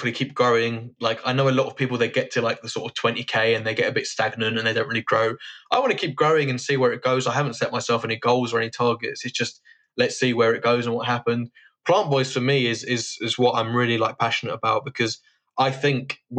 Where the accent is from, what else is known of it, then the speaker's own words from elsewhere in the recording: London, United Kingdom; I grew up in Hampstead Garden suburb